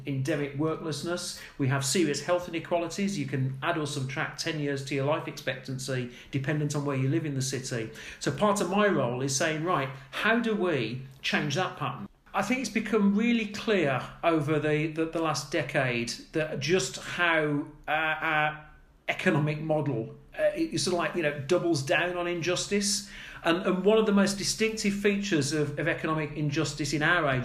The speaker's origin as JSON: {"language": "English", "town": "Birmingham", "region": "West Midlands", "country": "United Kingdom", "tie": "born or raised there", "said": "I grew up in Birmingham"}